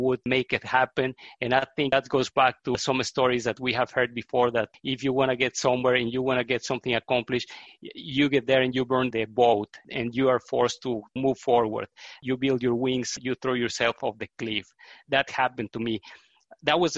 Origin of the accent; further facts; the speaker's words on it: Mexico; moved away as an adult; also born or lived in Netherlands / Texas, United States; now in Houston, United States; I was born in Mexico, and I lived in Mexico until 94, and then I came to the United States to get a graduate degree.